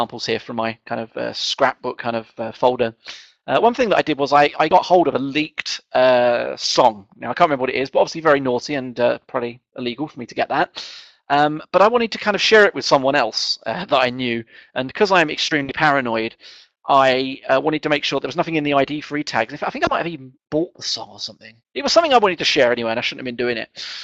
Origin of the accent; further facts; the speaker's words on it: England, United Kingdom; being English and kind of not quite middle class